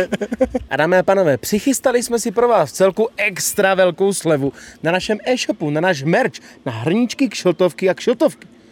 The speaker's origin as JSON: {"language": "Czech", "region": "Bohemia", "country": "Czechia", "said": "u nás v Čechách"}